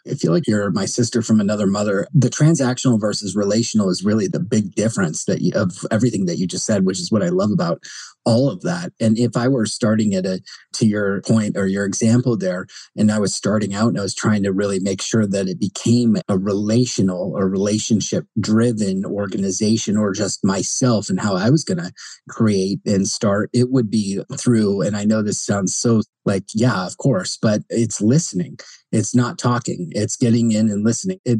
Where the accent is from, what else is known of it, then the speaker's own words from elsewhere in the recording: New Jersey, United States; Sorry, New Yorkers, but I'm from Jersey, a close cousin.